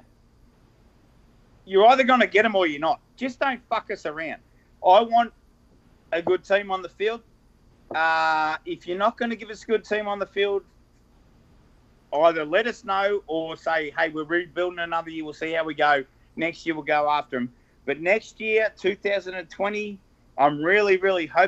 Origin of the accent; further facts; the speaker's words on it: Victoria, Australia; I'm from Victoria and we drink Victoria Bitter or Carlton Draft.